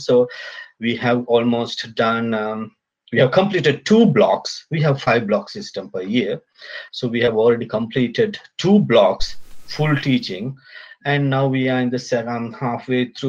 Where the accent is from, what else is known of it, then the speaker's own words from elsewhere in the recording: Sri Lanka; now in Auckland, New Zealand; originally I'm from Sri Lanka